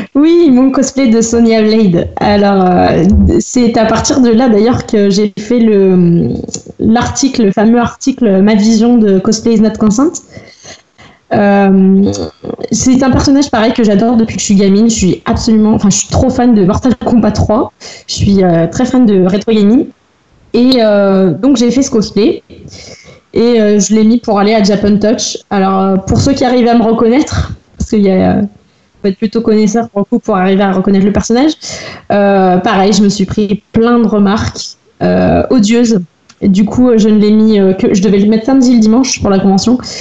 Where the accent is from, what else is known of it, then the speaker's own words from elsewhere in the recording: Loire, Auvergne-Rhône-Alpes, France; Je viens de Rouen, dans la Loire